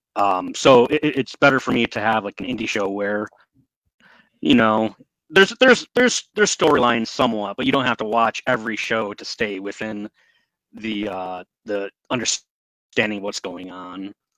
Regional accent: northern Michigan, United States; I lived up in the not in the Upper Peninsula, Michigan, but up up in the higher regions of the state

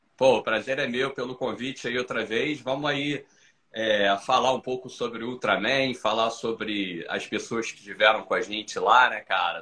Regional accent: Brazil; now in Florida, United States; eu sou brasileiro, moro aqui

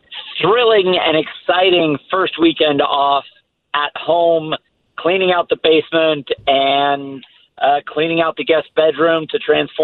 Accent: England, United Kingdom; born there; also born or lived in Italy; I was born in England because he was working in Formula One at the time in the design office, the engineering office at McLaren Formula One. I lived in Italy for a year and a half when he was at Ferrari as well.

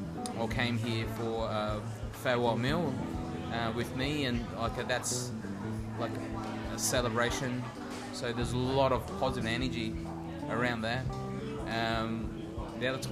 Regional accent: Sydney, New South Wales, Australia; I grew up in Marrickville Valley Chill in the 90s

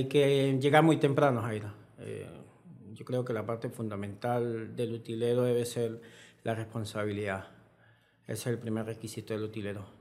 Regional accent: Bramón, Táchira, Venezuela; Soy más conocido en mi pueblo, en en Bramón

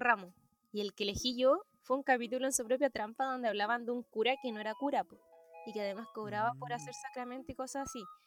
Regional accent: Concepción, Biobío, Chile; soy de Conce

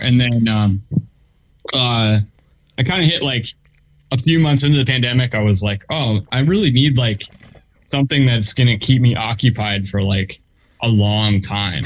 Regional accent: Delaware County, Pennsylvania, United States; also born or lived in West Philadelphia; I grew up in um in Delaware County, which is like the the next county over

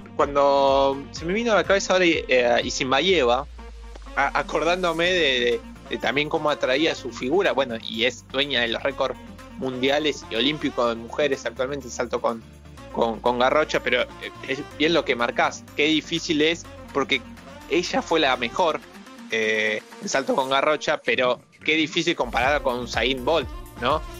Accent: Argentina; nosotros somos argentinos

